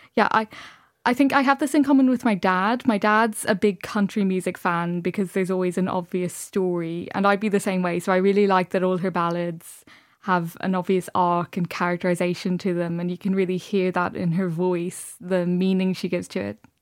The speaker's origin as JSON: {"language": "English", "town": "Dublin", "region": "Leinster", "country": "Ireland", "tie": "born or raised there", "said": "I grew up in Dublin, but my parents are both from rural Ireland"}